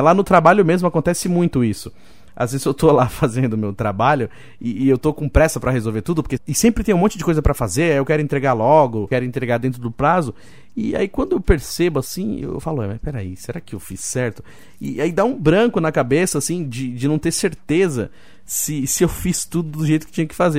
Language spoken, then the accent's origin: Portuguese; Roseira, São Paulo, Brazil; moved away; Eu fui criado em Roseira